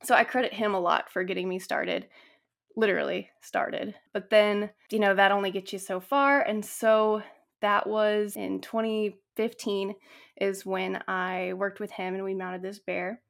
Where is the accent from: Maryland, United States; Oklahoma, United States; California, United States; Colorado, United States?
California, United States; Northern; I grew up in Northern California, and I grew up on, like, a little ranch